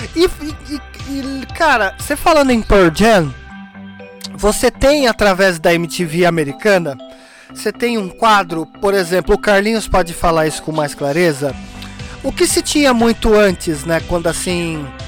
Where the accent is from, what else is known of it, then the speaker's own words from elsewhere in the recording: São Paulo, Brazil; Sempre morei em Pirituba